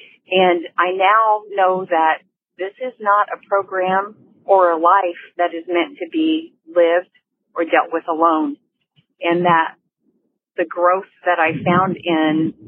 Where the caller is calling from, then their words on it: Indianapolis, Indiana, United States; I'm from Indianapolis